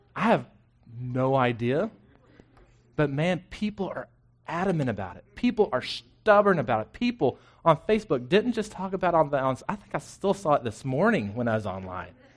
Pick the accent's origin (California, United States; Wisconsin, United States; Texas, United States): Texas, United States; Florence; now in Killeen, United States; I grew up in Florence, spent eighteen years in the same house